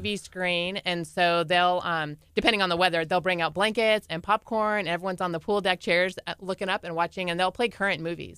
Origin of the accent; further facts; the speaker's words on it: California, United States; we're from California, pretty beaches